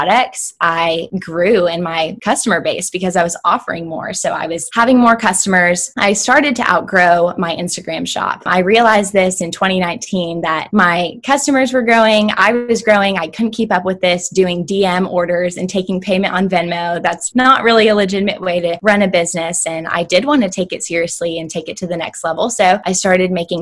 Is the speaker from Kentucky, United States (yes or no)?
yes; Shelbyville, Kentucky, United States; I was born and raised in a small town outside of Louisville, Kentucky called Shelbyville